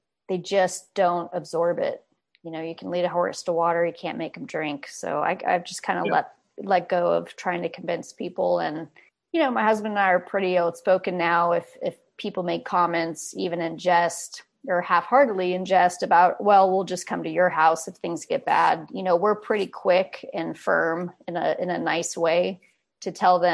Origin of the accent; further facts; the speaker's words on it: California, United States; I grew up in California, basically from a young kid